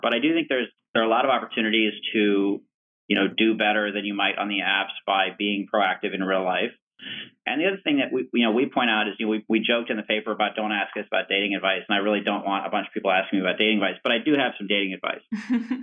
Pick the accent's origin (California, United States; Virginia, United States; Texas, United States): Virginia, United States; Richmond; I'm from Richmond, Virginia